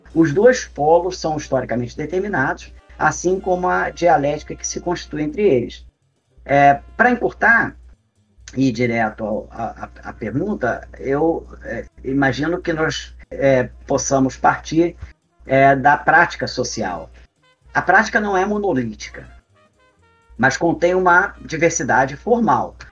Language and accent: Portuguese; Brazil; nós brasileiros